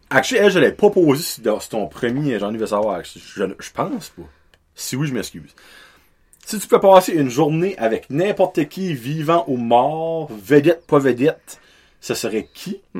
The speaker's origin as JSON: {"language": "French", "country": "Canada", "said": "ben, je suis un Acadien, no offense."}